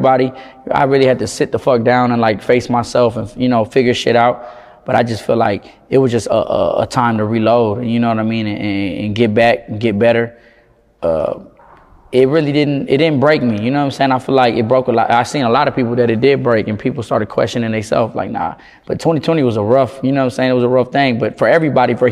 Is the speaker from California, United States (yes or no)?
no; Houston, Texas, United States; Southeast definitely, like, you know, I'm glad I grew up there